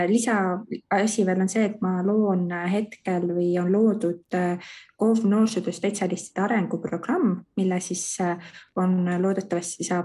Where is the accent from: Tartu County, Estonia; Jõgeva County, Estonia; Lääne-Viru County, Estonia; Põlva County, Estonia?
Tartu County, Estonia; Tartu; ja tulen Tartust ning äh, noorsootöö valdkonnas olen ka siis juba pikemalt aega tegutsenud, üle kümne aasta kindlasti